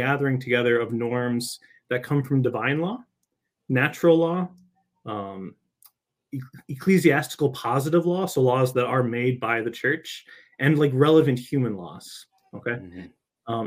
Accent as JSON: {"language": "English", "region": "Michigan", "country": "United States", "also_born_or_lived": "California / Rome", "said": "I'm from Michigan originally"}